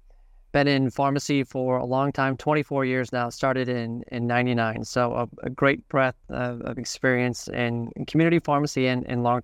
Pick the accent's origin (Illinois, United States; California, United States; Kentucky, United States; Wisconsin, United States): Wisconsin, United States; Green Bay; So I'm originally from Green Bay and Shopko, which was a community chain in the area, was headquartered out of Green Bay.